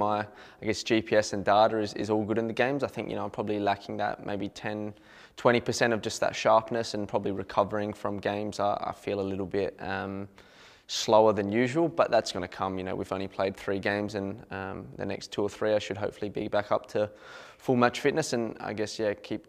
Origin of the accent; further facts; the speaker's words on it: Adelaide, South Australia, Australia; Growing up in Adelaide, that was the game as a kid you always wanted to go to as well